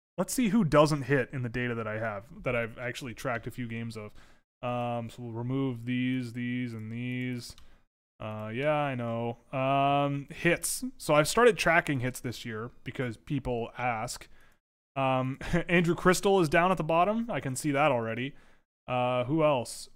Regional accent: Toronto, Ontario, Canada; growing up in Toronto as a kid

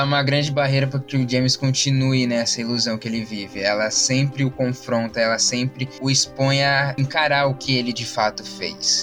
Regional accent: Brazil; minha própria vida triste como brasileiro

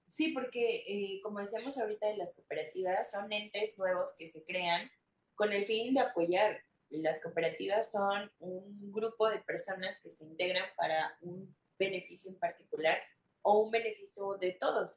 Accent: Mexico; somos mexicanos

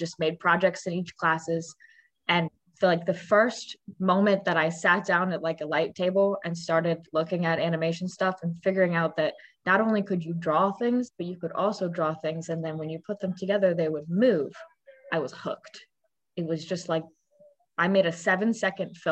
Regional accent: Raleigh, North Carolina, United States; also born or lived in Brooklyn, New York; So I grew up in Raleigh, North Carolina

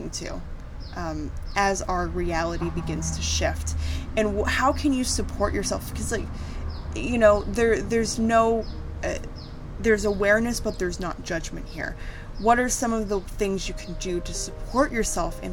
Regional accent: United States; moved away; my home country, the United States

